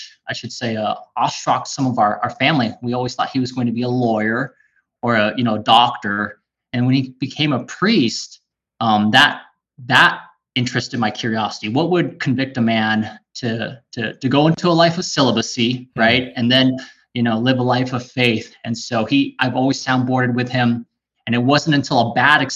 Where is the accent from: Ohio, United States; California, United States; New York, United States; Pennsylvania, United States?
California, United States; also born or lived in Waikele, Oahu, Hawaii; now in Central Oregon, United States; in third grade, me and my family moved to California, and it was completely different.